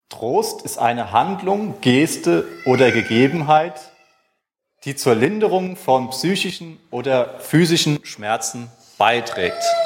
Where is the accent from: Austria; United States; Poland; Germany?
Germany; als Deutscher